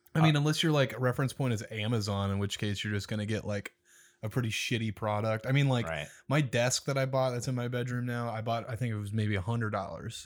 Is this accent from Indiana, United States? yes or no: no; Omaha, Nebraska, United States; my hometown